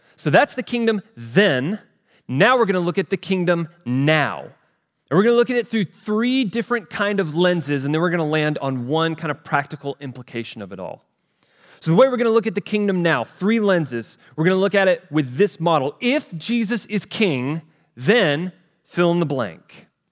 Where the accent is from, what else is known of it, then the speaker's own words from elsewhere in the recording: United States; I grew up here in the United States of America.